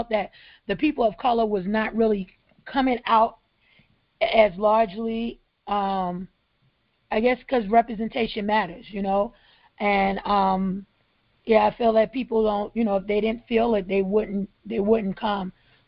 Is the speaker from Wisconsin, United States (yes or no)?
no; Brooklyn, New York, United States; now in Charleston, United States; One, like I 10 years ago, I came from Brooklyn, New York to Charleston